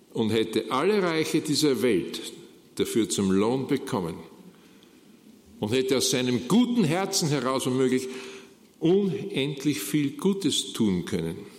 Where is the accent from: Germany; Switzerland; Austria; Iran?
Austria; wie das bei uns in Österreich heißt